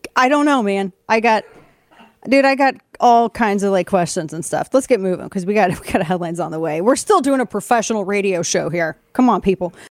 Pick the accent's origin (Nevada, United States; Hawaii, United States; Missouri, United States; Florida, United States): Missouri, United States; the Ozarks; moved away; where I grew up in the Ozarks